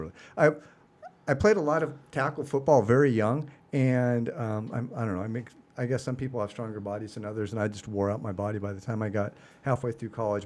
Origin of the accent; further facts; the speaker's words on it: Seattle, Washington, United States; I am originally from Seattle. So, uh, born and raised in the Pacific Northwest